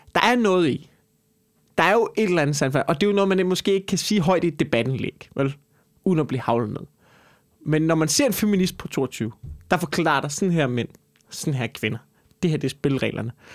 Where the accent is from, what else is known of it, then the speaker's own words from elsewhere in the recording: Copenhagen, Capital Region of Denmark, Denmark; som københavner